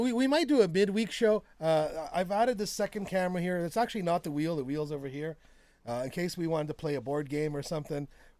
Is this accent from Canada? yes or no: yes; Canada; I'm Canadian.